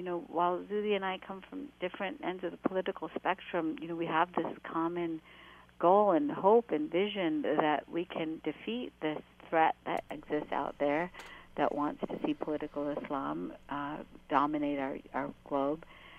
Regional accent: United States; I voted for him because I am an American Muslim who wants to see our country deal with the issue of extremism

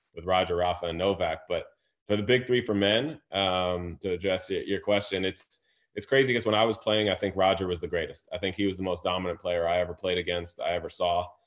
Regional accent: Fairfield, Connecticut, United States; also born or lived in New York / Harlem, New York; I was born in New York and probably learned to play a little bit in Harlem, where it's ninety-five to ninety-eight percent minority community. And then I moved to Fairfield, Connecticut

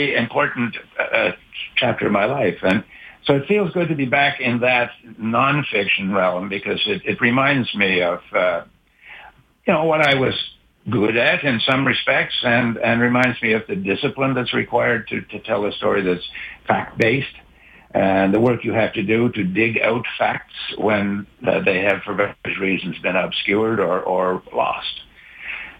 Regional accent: Cape Breton, Nova Scotia, Canada; I grew up in Cape Breton

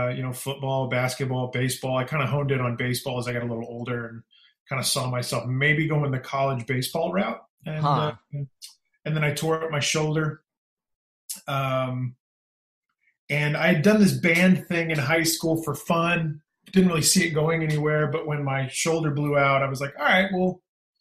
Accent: Kansas City, Missouri, United States; moved away as an adult; also born or lived in Houston, Texas; now in Nashville, United States; I call Kansas City Missouri home

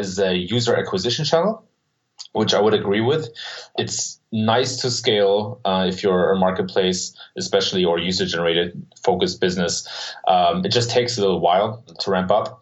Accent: Germany; So I was born and raised in Germany

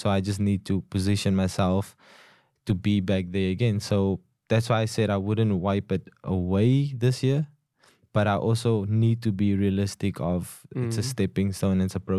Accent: Cape Town, Western Cape, South Africa; So growing up in Cape Town

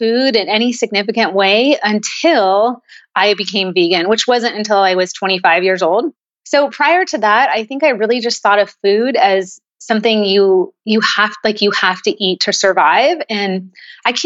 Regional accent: San Jose, California, United States; now in Chandler, United States; I'm originally from San Jose, California, so up in the Bay Area

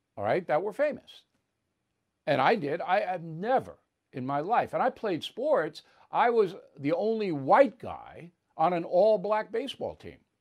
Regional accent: Levittown, New York, United States; in my Levittown neighborhood

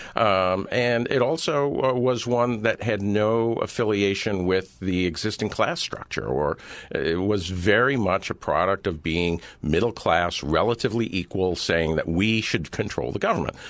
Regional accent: California, United States; I grew up in Reagan's California.

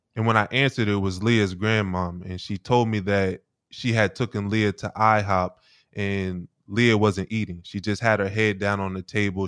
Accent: Wilmington, Delaware, United States; I grew up in Wilmington, Delaware

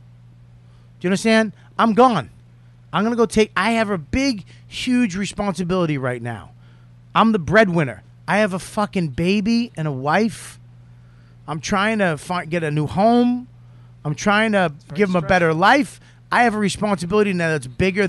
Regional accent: New York City, New York, United States; I grew up with them in the East Village

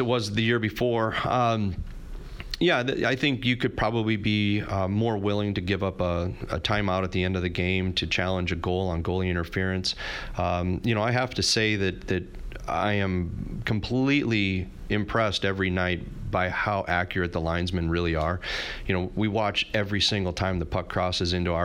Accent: St. Louis, Missouri, United States; having been born and raised in St. Louis

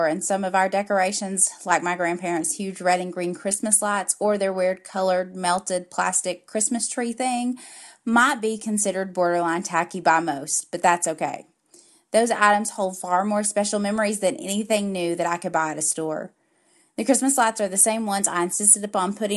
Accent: the South, United States; Being a Southerner

